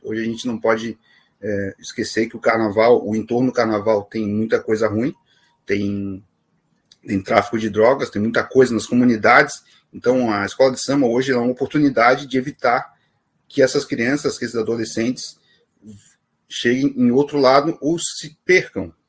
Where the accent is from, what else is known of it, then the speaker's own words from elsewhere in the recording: Florianópolis, Santa Catarina, Brazil; sou do Morro do Céu, né, um dos morros do maciço do Morro da Cruz